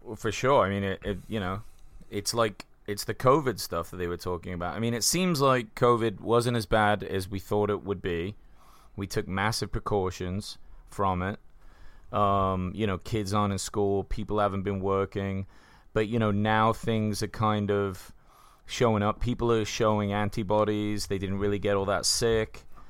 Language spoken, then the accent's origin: English; England, United Kingdom; now in United States; we're from England